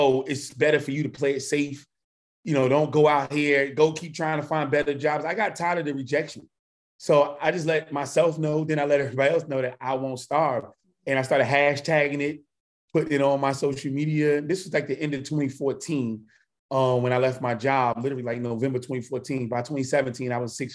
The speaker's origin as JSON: {"language": "English", "region": "New York area", "country": "United States", "also_born_or_lived": "Washington, D.C. area", "moved": "as an adult", "lives_now": "South Carolina, United States", "said": "I'm from the New York area"}